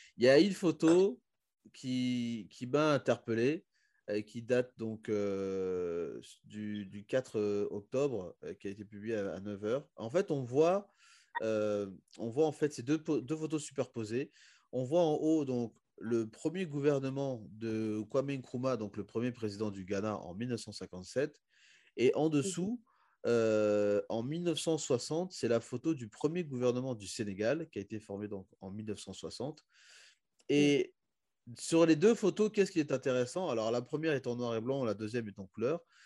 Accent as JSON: {"language": "French", "country": "Republic of the Congo", "also_born_or_lived": "South Africa", "moved": "yes", "said": "quand on se présente pour dire qu'on vient du Congo"}